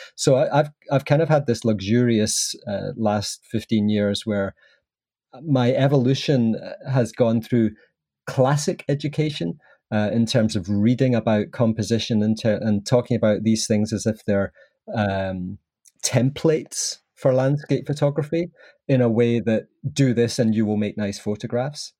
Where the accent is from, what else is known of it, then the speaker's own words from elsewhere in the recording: Southern Highlands of Scotland, United Kingdom; accent: Scottish; I was brought up in the sort of Southern Highlands of Scotland